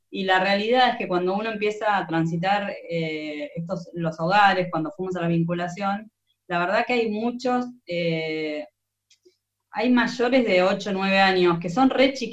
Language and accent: Spanish; Argentina; los solidarios que, somos los argentinos, es impresionante